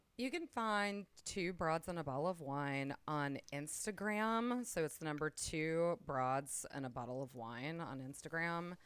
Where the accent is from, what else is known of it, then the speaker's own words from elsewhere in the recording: Gulf Coast, United States; moved away; also born or lived in Perdido Key; I am originally from the Gulf Coast